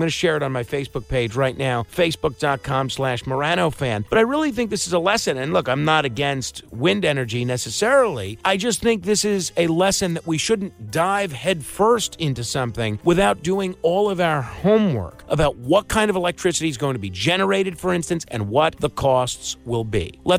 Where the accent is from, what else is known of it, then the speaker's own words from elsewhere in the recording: New York City, New York, United States; in Woodbridge, New Jersey, right across the bridge from my hometown of Staten Island.